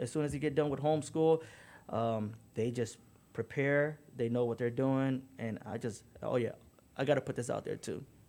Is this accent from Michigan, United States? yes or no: yes; Detroit, Michigan, United States; I grew up in Detroit